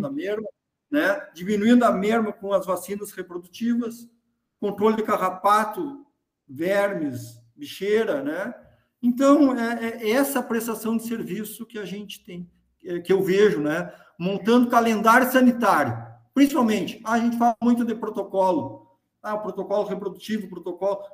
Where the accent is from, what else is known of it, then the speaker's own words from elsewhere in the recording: Caçapava do Sul, Rio Grande do Sul, Brazil; also born or lived in Santa Maria; sou natural de Caçapava do Sul